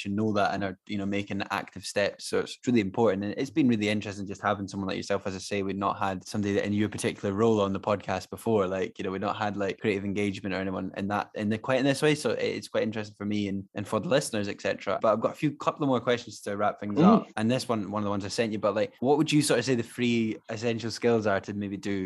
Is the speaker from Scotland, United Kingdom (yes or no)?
yes; Scotland, United Kingdom; accent: Scottish; also born or lived in Edinburgh; I live in Edinburgh, I'm Scottish, as you can probably tell from the accent